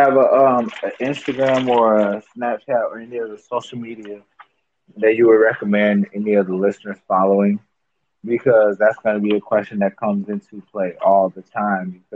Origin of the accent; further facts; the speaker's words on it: Chicago, Illinois, United States; now in Minnesota, United States; I'm originally from Illinois